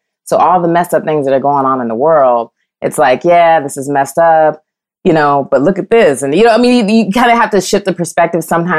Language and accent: English; Midwest, United States; now in Los Angeles, United States; I'm from the Midwest, so I'm used to, you know, I grew up with humidity and things like that. I've been a little spoiled being in LA.